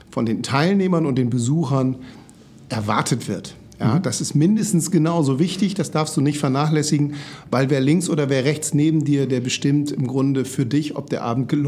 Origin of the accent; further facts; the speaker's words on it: Oldenburg, Lower Saxony, Germany; born there; now in Hamburg, Germany; ich bin gebürtiger Oldenburger, obwohl wir hier im schönen Hamburg leben, habe ich das nicht vergessen.